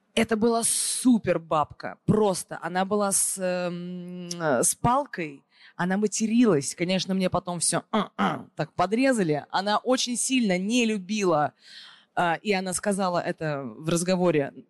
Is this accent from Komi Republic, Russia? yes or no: no; Moscow, Russia; она коренная москвичка, так же, как и я